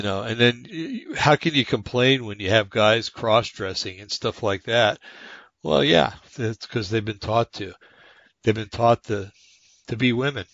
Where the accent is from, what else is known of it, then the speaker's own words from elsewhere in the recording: New Jersey, United States; moved away; I'm from New Jersey